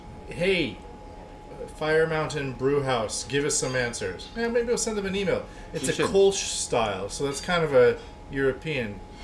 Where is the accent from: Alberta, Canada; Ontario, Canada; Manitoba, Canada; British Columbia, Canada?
British Columbia, Canada; Vancouver Island; now in Tokyo, Japan; I'm from the Pacific Northwest, right? Uh-huh. I'm from Vancouver Island.